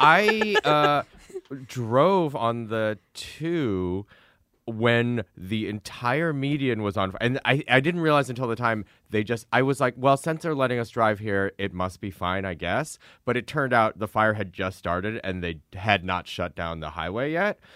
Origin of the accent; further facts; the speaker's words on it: Midwest, United States; moved away; we're both from the Midwest